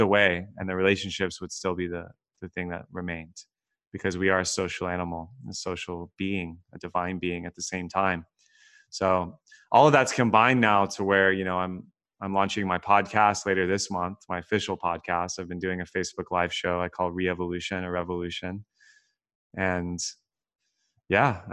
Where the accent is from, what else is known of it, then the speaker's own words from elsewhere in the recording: Texas, United States; moved away as an adult; also born or lived in California; I was born and raised in Texas, grew up very middle class